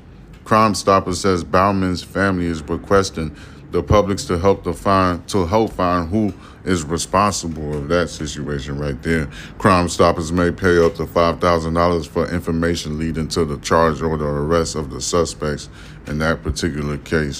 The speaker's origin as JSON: {"language": "English", "country": "Haiti", "lives_now": "Houston, United States", "said": "You know, I grew up in the Jamaican community. I'm Haitian and stuff, so, you know, I know all about that life."}